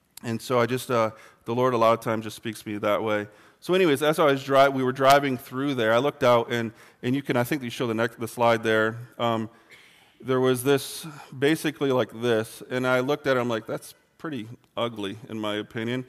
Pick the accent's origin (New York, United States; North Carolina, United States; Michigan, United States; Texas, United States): Michigan, United States; moved away; where I grew up in Michigan, it's pretty flat